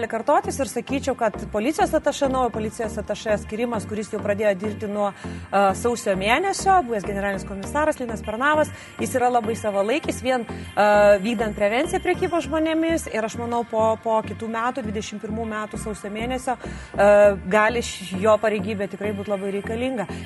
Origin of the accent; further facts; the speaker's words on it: Lithuania; kaip lietuviai